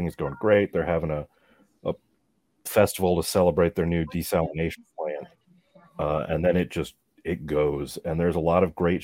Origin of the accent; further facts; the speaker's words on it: Chesapeake Bay area, United States; growing up near the Chesapeake